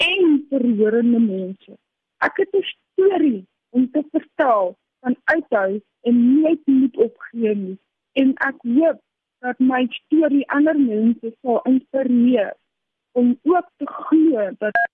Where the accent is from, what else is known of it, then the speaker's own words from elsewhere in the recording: Cape Town, Western Cape, South Africa; born there; now in Centurion, South Africa; Ek is gebore in Kaapstad en woon tans in Centurion in my eie tuin woonstel.